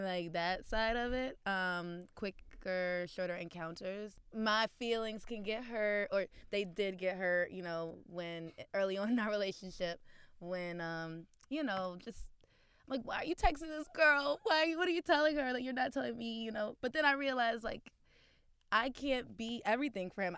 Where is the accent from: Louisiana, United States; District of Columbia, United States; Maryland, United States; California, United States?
Maryland, United States; Baltimore; now in Brooklyn, United States; based in Brooklyn, but originally from Baltimore, Maryland.